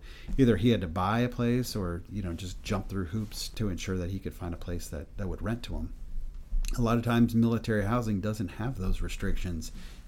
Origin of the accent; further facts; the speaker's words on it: Washington, District of Columbia, United States; So I come from Washington, D.C., where a lot of my friends, they lived on Fort Belvoir or Joint Base Anacostia Bowling